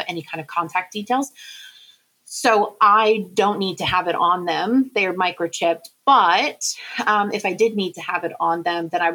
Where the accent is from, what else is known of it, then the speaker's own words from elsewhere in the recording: United Kingdom; I am a British citizen, dual citizenship